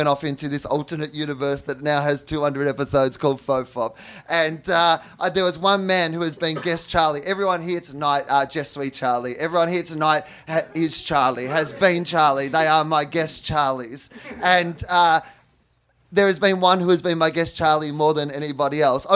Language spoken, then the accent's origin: English; Australia; I'm from Australia